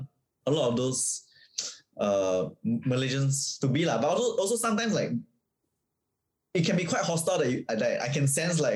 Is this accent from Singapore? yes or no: yes; Singapore; born or raised there